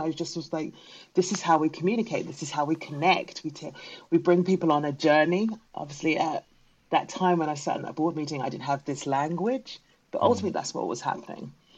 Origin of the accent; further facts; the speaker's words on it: London, United Kingdom; I'm British-born Ghanaian, so that means my parents are from Ghana. I very carry both cultures with me, um, and when growing up, the Ghanaian culture, even though we were in South London, was very much present in our home